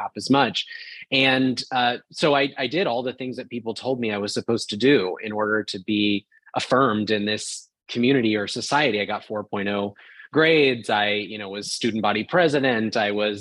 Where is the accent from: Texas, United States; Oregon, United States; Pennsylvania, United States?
Oregon, United States; rural town outside of Portland; moved away as an adult; also born or lived in Orlando, Florida; I grew up in a rural town outside of Portland, Oregon